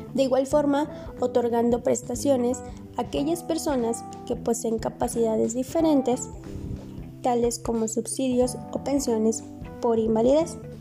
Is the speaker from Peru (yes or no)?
no; Mexico; mi país, en México